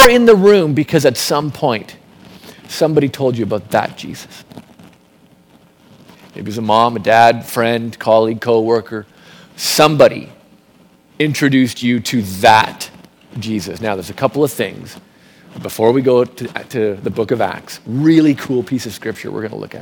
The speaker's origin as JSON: {"language": "English", "town": "Milton", "region": "Ontario", "country": "Canada", "tie": "born or raised there", "also_born_or_lived": "Calgary, Canada", "moved": "as an adult", "said": "I grew up in Milton"}